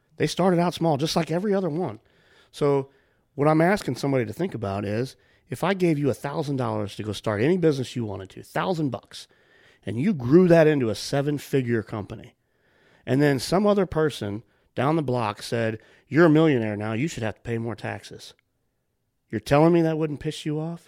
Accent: United States; I'm an American

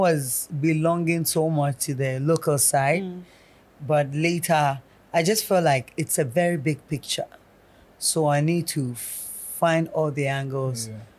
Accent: Kumasi, Ashanti, Ghana; first language Twi; English is a second language; the girl from Kumasi.

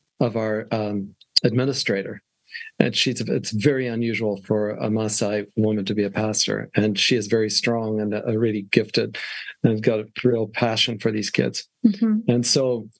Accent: Wales, United Kingdom; moved away as an adult; also born or lived in Switzerland; now in Australia; so I was born in Switzerland, Canadian parents, educated in Wales, and moved to Australia when I was 18

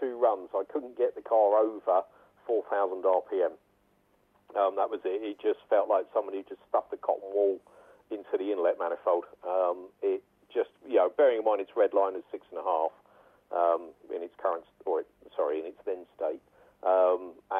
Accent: United Kingdom; as a Brit

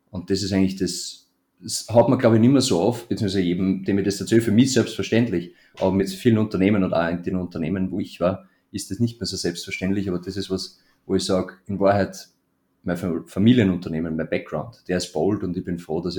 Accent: Melk, Lower Austria, Austria; Dieses Haus soll in Melk, in meiner Heimatstadt, auf das, auf das Areal kommen, wo jetzt gerade unsere alte Tischlerei noch steht.

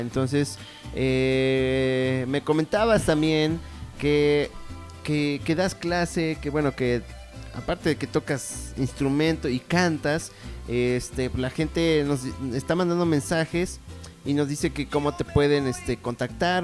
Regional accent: Mexico; nos caracteriza como mexicanos

